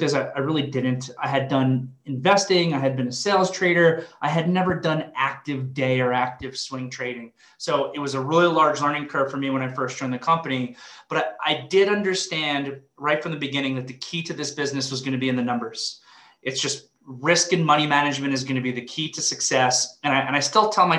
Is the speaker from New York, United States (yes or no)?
yes; Long Island, New York, United States; grew up in Long Island, New York